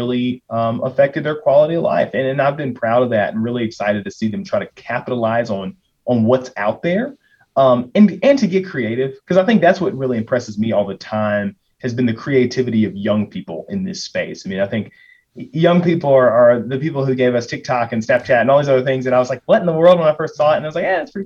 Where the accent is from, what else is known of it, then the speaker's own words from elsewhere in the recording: Lexington, Kentucky, United States; moved away as an adult; also born or lived in Auburn, Alabama / Nashville, Tennessee / New York City; now in Illinois, United States; I am originally from Lexington, Kentucky